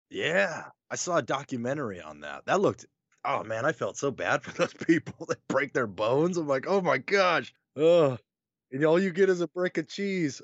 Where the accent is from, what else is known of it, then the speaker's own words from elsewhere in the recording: Wyoming, United States; also born or lived in North Carolina; now in Nebraska, United States; I'm a Wyoming guy. Like, I grew up there. I was born in North Carolina